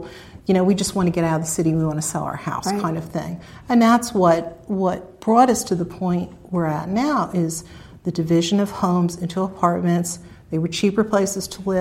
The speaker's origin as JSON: {"language": "English", "town": "Millbrook", "country": "United States", "tie": "born or raised there", "lives_now": "Reading", "said": "I grew up in Millbrook, which is just north of Reading, of course, when it was rural"}